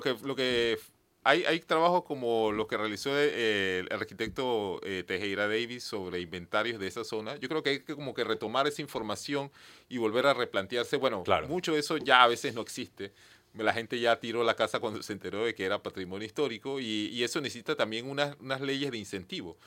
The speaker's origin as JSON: {"language": "Spanish", "town": "Penonomé", "region": "Coclé", "country": "Panama", "said": "Yo soy de Peronomé, también"}